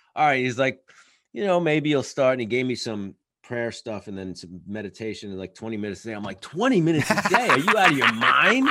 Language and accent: English; New York, United States; as an artist and as a New Yorker